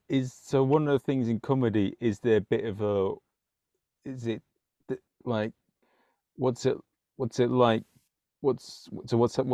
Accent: London, United Kingdom; I'm born and bred Londoner

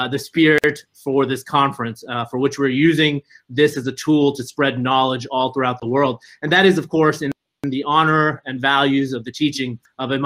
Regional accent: Texas, United States; my home state of Texas

